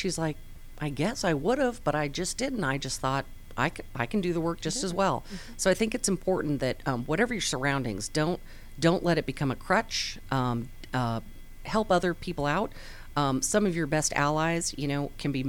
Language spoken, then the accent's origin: English; Southern California, United States; moved away as an adult; also born or lived in Pocatello, Idaho; I grew up in Southern California